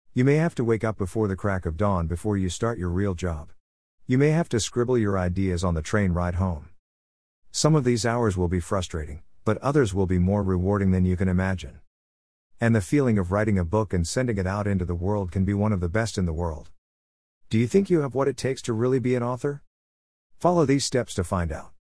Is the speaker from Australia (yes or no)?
yes; Melbourne, Victoria, Australia; also born or lived in Smithfield, South Australia; I was born in Melbourne, Australia 1954.